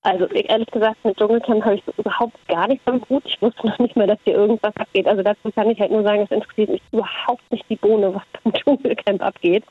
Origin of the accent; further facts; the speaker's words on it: Kenya; now in Melbourne, Australia; Ich bin in, in Kenia aufgewachsen.